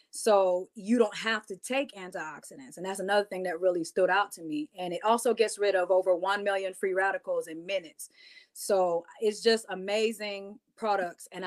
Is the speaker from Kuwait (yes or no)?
no; U.S. Virgin Islands; because I'm from the Virgin Islands originally, I always like dressing more Afrocentric